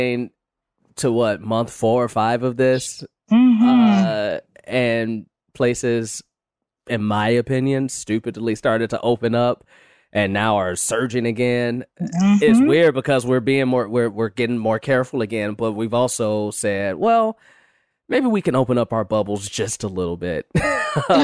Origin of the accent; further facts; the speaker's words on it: Chicago, Illinois, United States; moved away as an adult; now in Los Angeles, United States; I'm from Chicago and I moved out here to LA about 8 years ago.